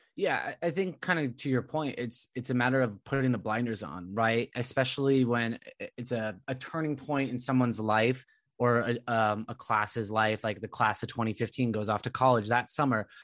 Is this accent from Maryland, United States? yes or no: no; Southern California, United States; I grew up in Southern California